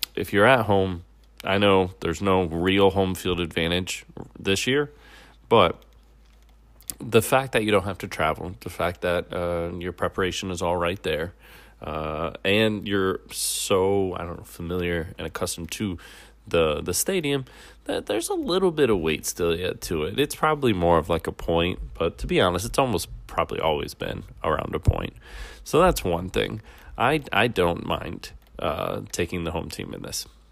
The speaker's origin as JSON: {"language": "English", "region": "Midwest", "country": "United States", "said": "I'm from the Midwest."}